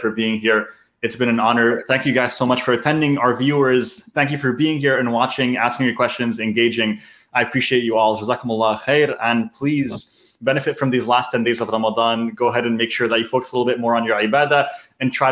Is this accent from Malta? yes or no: no; Canada; I'm born and raised in Canada